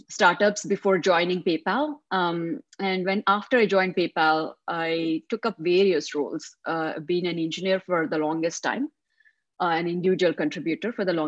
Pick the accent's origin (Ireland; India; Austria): India; moved away as an adult; now in United States; I'm from India. I grew up in India for most part of my life.